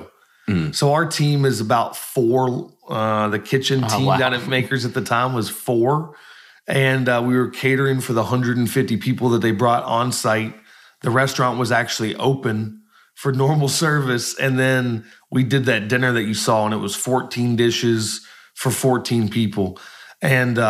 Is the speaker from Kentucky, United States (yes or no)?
yes; Washington County, Kentucky, United States; moved away as an adult; also born or lived in Lexington, Kentucky / Columbus, Indiana / Scotland / Chicago; I grew up in Washington County